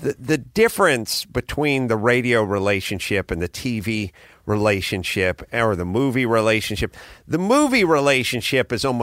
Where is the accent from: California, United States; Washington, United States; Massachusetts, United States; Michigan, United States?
California, United States; Los Angeles; I'm from North Hollywood